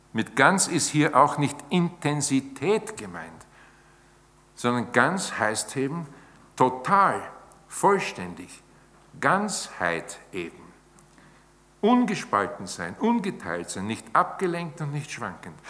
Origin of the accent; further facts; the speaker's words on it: Austria; bei uns in Österreich